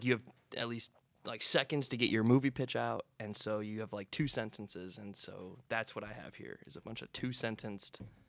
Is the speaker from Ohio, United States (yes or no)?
yes; Cleveland, Ohio, United States; now in Cincinnati, United States; I'll just say I'm from Cleveland. Okay. That area.